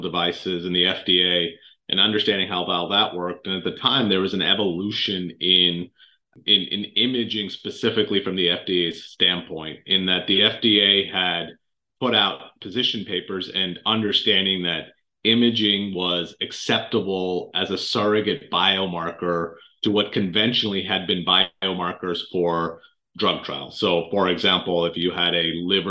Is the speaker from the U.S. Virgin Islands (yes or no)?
no; Canada; moved away as an adult; I grew up actually in Canada, of all places, and did undergrad in medical school there